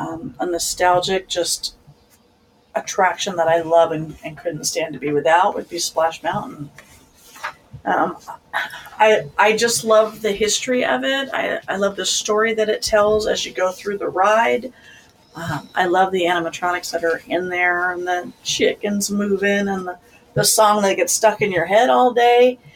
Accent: Missouri, United States; Well, yeah, the Southern... don't get me started with the Southern talk, but I love that, all that Southern charm and the Southern.

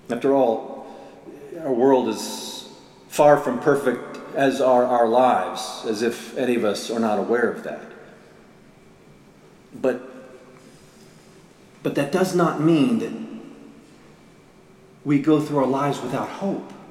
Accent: Murrysville, Pennsylvania, United States; When I was a, a teenager growing up in Murrysville, Pennsylvania, just outside Pittsburgh

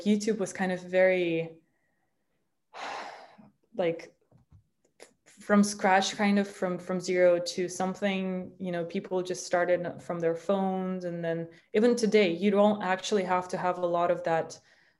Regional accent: Minsk, Belarus; now in United States; if I were to live in my hometown, Minsk

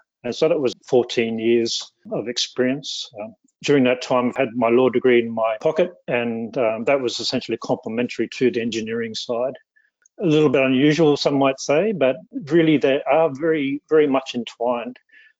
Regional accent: Australia; also born or lived in Canada; I grew up in Australia and Canada. I went to university in Sydney, Australia, where I obtained two bachelor degrees.

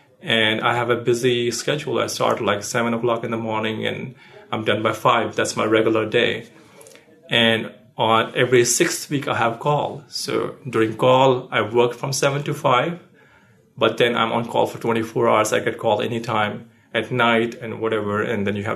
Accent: India; moved away as an adult; now in United States; I was born in India and I lived most of my life there, and I came to the States in 2010

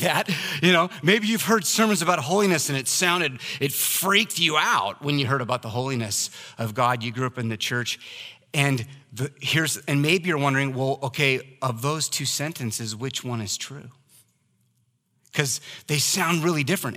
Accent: Oregon, United States; I was raised in Oregon

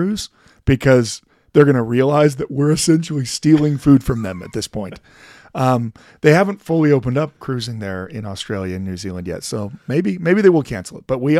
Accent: Idaho, United States; We're both from Idaho.

